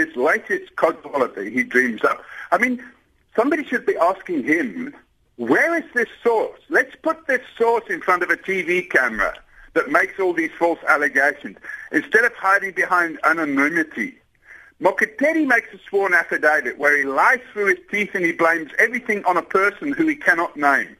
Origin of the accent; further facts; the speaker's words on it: South Africa; I'm a South African citizen.